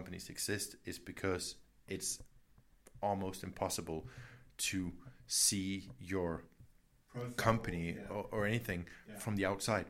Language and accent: English; Horsens, Central Denmark Region, Denmark; accent: American; I'm from originally a tiny town, same size as this, where we're in Kolding. Yeah. It's called Horsens.